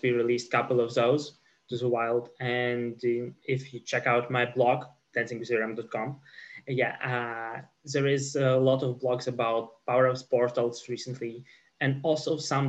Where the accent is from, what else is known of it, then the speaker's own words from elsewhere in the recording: Ukraine; now in Poland; So I'm originally from Ukraine, but now live in Poland.